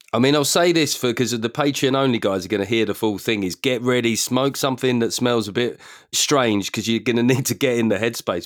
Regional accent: London, United Kingdom; growing up in South London

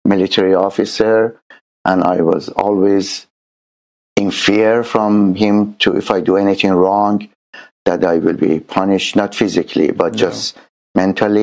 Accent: Tehran, Tehran Province, Iran; now in San Diego, United States; I born in Tehran, Iran

